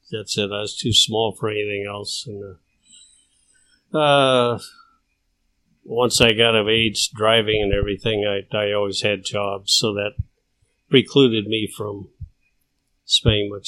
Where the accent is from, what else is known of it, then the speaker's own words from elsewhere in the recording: Burlingame, California, United States; moved away as an adult; also born or lived in South San Francisco, California / Lincoln; I was born in South San Francisco and uh, grew up in Burlingame, California. Went to Burlingame High School and uh, San Mateo Junior College, College San Mateo